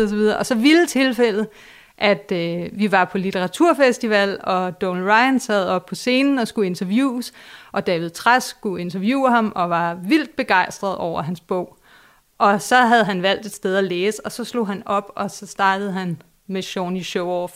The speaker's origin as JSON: {"language": "Danish", "area": "Vestegnen", "region": "Capital Region of Denmark", "country": "Denmark", "said": "jeg selv fra Vestegnen"}